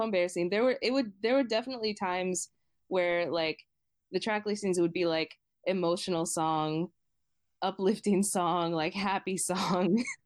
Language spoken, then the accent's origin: English; Boston, Massachusetts, United States; I grew up in Boston